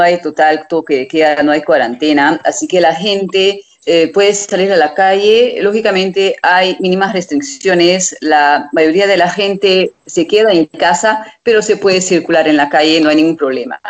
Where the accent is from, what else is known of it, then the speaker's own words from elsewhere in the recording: Hungary; de Hungría